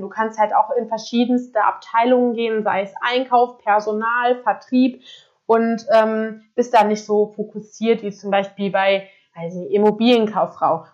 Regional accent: Koblenz, Rhineland-Palatinate, Germany; moved away as an adult; ich komme aus Koblenz ähm, und habe dort auch ganz normal mein Abitur gemacht

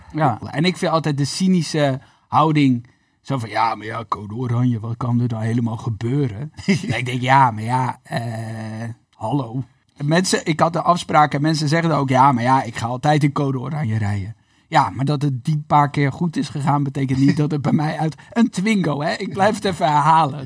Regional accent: Netherlands; als Nederlanders

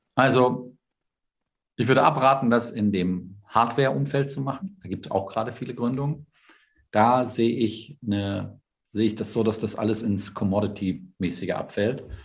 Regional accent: the North, Northern Germany, Germany; ich komme aus dem Norden

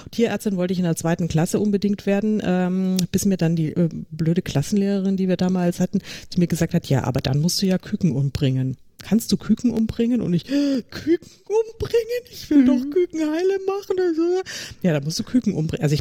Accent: Munich, Bavaria, Germany; komme ursprünglich tatsächlich aus München, auch wenn man es mir im Podcast nicht anhört, aber ich bin eine echte Münchnerin. Und ich kann auch bayerisch, wenn es sein muss.

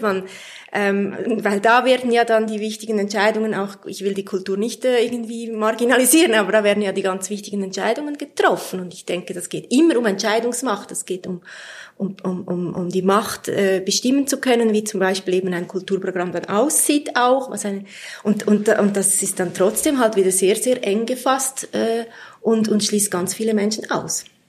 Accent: Switzerland; wir Schweizer

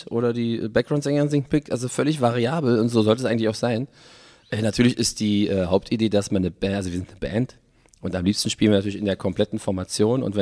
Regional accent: Berlin, Germany; accent: Berlin dialect; first language Berlin dialect; Ich bin in Westberlin geboren. Und dann aufgewachsen? Und dann aufgewachsen in Westberlin. Ah und dann auch äh, in Westberlin geblieben. Aber ich sehe mich trotzdem nie als Westberliner, sondern als Berliner.

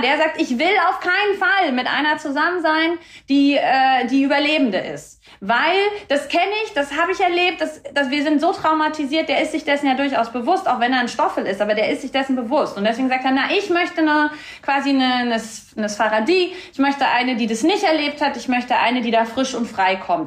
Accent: Rostock, Mecklenburg-Vorpommern, Germany; moved away; also born or lived in Stralsund / Berlin; Ich bin in einer Stadt aufgewachsen, in zwei Städten, in Rostock und in Stralsund

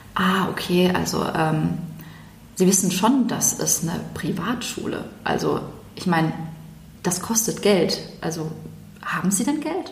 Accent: Germany; bin ja in Deutschland geboren und ähm, als ich dann in die Grundschule kam

